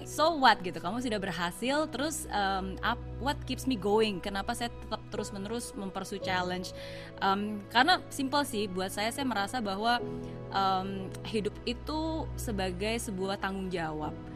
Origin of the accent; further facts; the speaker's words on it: Indonesia; moved away as an adult; also born or lived in Singapore; it was not easy untuk bisa coming back to Indonesia